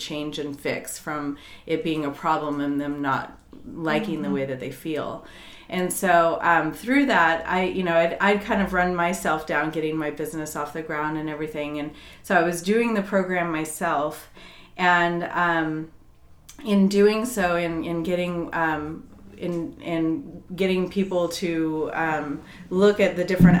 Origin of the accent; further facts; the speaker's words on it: Colorado, United States; moved away as an adult; also born or lived in Virginia; I grew up in Colorado